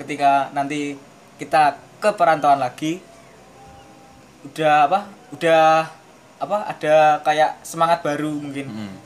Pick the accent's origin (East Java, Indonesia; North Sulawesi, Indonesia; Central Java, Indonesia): East Java, Indonesia; Madiun; moved away as an adult; now in Surabaya, Indonesia; saya adalah orang Madiun hmm. yang sedang merantau di Surabaya